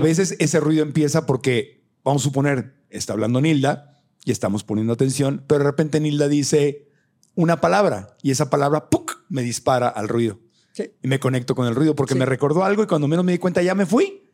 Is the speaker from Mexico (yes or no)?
yes; Mexico